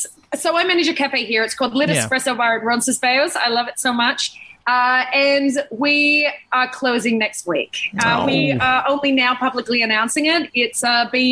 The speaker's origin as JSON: {"language": "English", "town": "Sydney", "region": "New South Wales", "country": "Australia", "tie": "born or raised there", "said": "growing up in Sydney"}